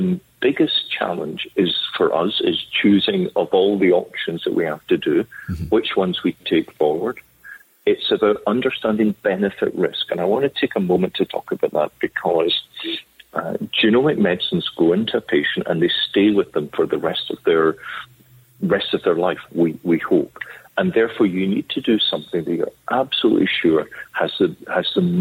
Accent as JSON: {"language": "English", "region": "Scotland", "country": "United Kingdom", "also_born_or_lived": "London / Cambridge / Duke, United States", "moved": "yes", "said": "I'm a Scottish physician"}